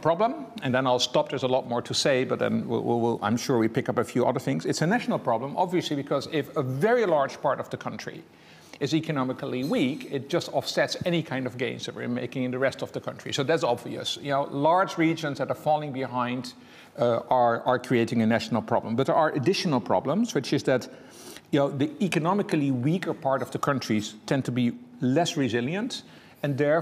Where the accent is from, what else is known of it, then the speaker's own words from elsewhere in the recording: Netherlands; English is a second language; moved away; I'm from the Netherlands myself, as you can hear